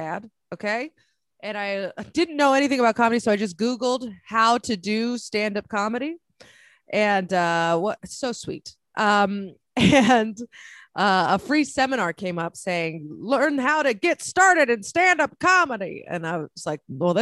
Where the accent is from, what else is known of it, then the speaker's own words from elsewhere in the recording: San Francisco, California, United States; moved away as an adult; also born or lived in San Diego / New York City; I'm originally from San Francisco